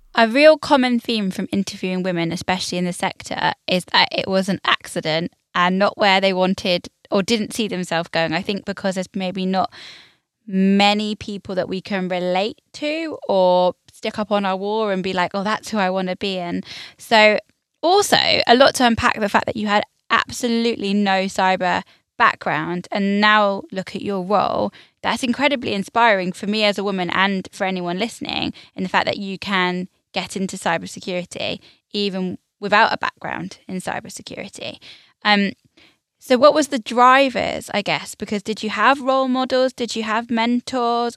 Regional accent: United Kingdom

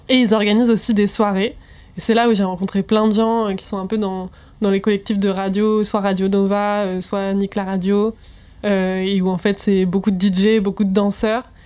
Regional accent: Rennes, Brittany, France; moved away; Rennes, ça va, c'est vraiment mon bled à moi

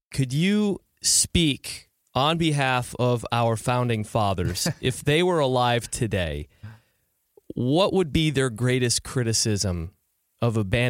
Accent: Michigan, United States; moved away; also born or lived in Ohio; you and I have both lived in Ohio, but we're originally from Michigan

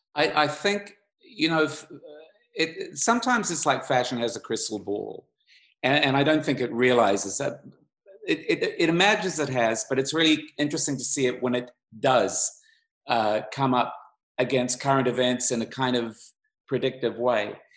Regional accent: Auckland, New Zealand; I grew up in Auckland, New Zealand

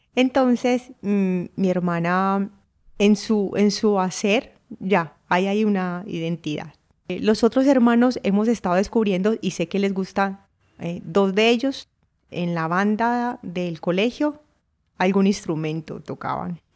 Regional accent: Urrao, Antioquia, Colombia; Nací en Urrao, Antioquia, Colombia

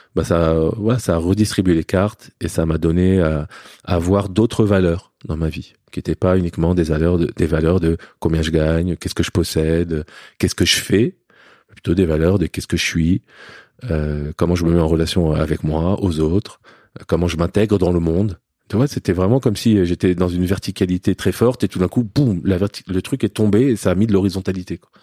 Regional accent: Paris, Île-de-France, France; born or raised there; also born or lived in Lebanon

